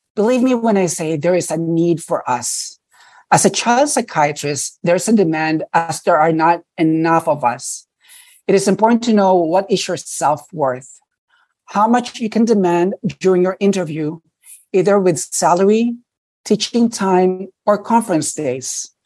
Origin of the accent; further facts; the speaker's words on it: New York City, New York, United States; I grew up in New York City. So I did all my training in New York City. I never left.